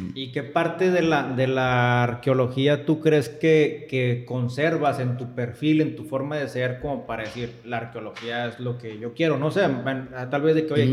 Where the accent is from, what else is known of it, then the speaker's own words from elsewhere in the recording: Monterrey, Nuevo León, Mexico; yo estoy de Monterrey